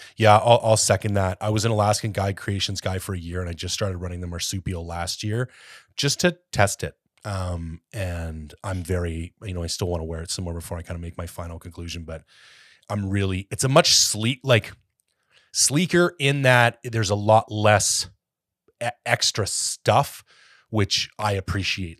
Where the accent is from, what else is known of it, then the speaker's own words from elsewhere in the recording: Canada; also born or lived in Ontario; now in British Columbia, Canada; as a Canadian